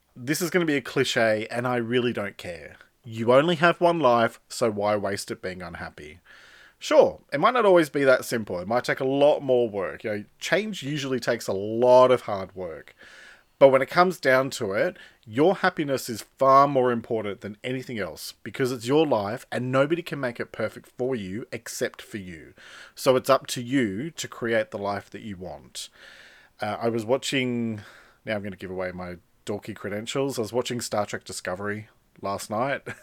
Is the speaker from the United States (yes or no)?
no; Sydney, New South Wales, Australia; also born or lived in Melbourne; now in country New South Wales, Australia; I moved from outer western Sydney, where I grew up, to the heart of Sydney